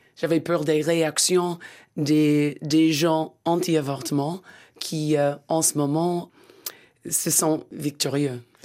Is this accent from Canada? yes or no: no; Pennsylvania, United States; French is a second language; moved away; le petit village où je suis né, dans la Pennsylvanie